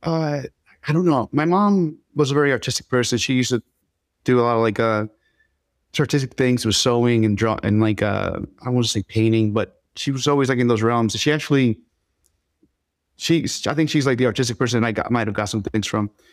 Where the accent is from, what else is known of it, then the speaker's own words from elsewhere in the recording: Philadelphia, Pennsylvania, United States; also born or lived in Dominican Republic; I grew up in Philly.